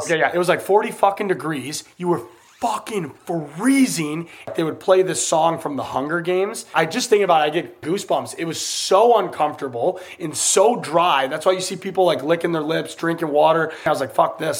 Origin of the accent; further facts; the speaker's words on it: United States; I'm American